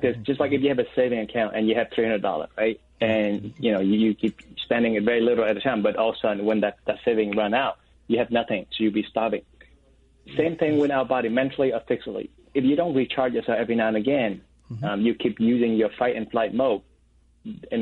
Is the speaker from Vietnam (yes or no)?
yes; Vietnam; moved away; I'm an oldest brother, and then I'm from Vietnam